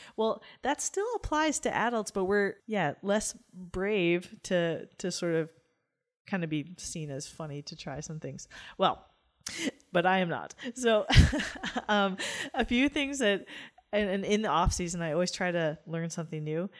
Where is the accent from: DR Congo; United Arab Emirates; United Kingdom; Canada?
Canada; as a Canadian